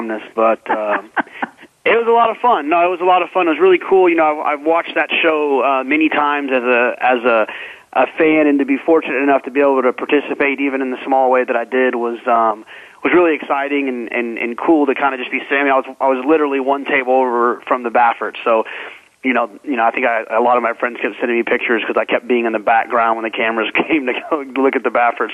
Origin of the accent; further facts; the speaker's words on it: Dallas, Texas, United States; also born or lived in Austin, Texas; I grew up in Dallas, about 20 minutes from Lone Star Park